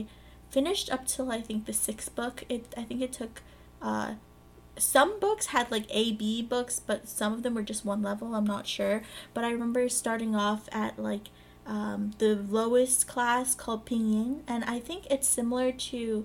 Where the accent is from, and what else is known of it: New York, United States; born or raised there; also born or lived in Guangzhou, China